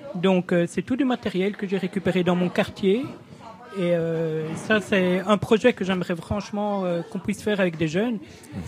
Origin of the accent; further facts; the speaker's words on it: Ardennes, Wallonia, Belgium; moved away; je suis né en Ardennes, mais je venais à la Laken régulièrement avec ma grande tante